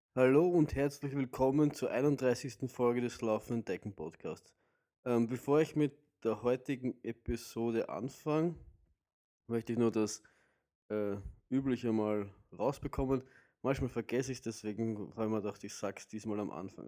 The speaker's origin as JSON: {"language": "German", "region": "Vienna", "country": "Austria", "said": "bei uns in Wien würde man sagen, halt die, die, die, die sudern die ganze Zeit oder die raunzen die ganze Zeit"}